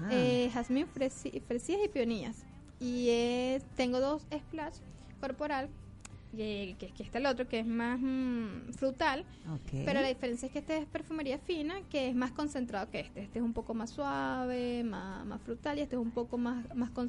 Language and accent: Spanish; La Guaira, Venezuela; accent: costeño; moved away; No, no, yo soy de La Guaira.